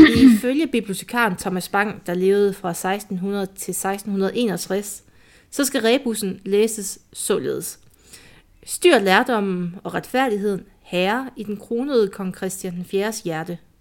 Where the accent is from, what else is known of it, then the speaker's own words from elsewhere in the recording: Jutland, Denmark; i Jylland siger vi en er nok